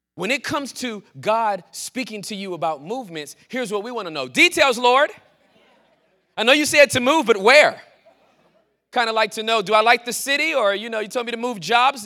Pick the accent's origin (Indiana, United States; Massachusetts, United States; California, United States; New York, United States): California, United States; Southern; moved away as an adult; also born or lived in Texas; I was born and raised in Southern California